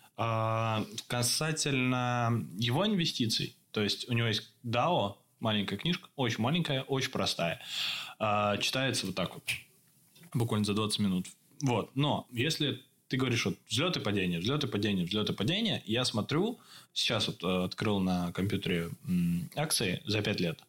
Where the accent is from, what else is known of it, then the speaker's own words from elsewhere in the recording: Russia; now in Czech Republic; я из России